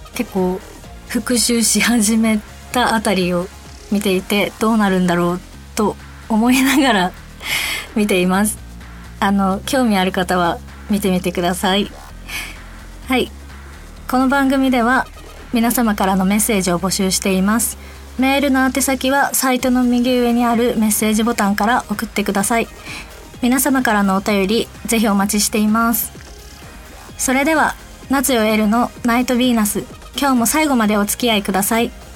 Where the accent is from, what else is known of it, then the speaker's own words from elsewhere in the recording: Fukuoka, Japan; accent: Fukuoka-ben / Hakata-ben; 私が福岡弁で話していくコーナーです。で、えっと、私、えっと、タメ口じゃないと出ないので、博多弁、福岡弁が